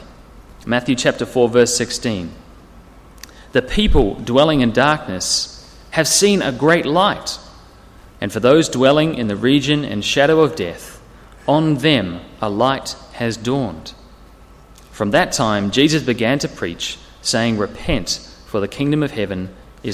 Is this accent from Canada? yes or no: no; near Wellington, New Zealand; now in Sydney, Australia; I grew up in New Zealand, and we used to live in a valley. It was a big valley near Wellington with hills either side.